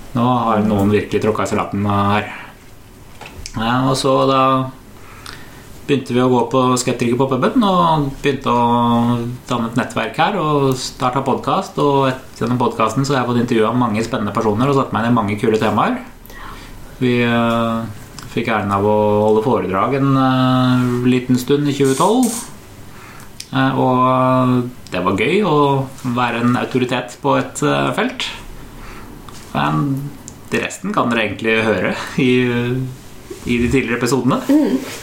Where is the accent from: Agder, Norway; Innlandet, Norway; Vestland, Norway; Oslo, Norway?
Oslo, Norway; kjellerstua hjemme på Høybråten